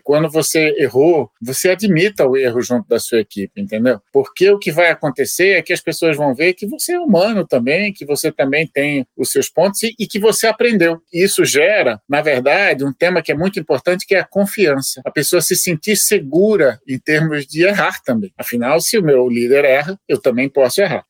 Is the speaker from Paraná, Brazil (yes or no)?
no; Recife, Pernambuco, Brazil; moved away; eu sou pernambucano, recifense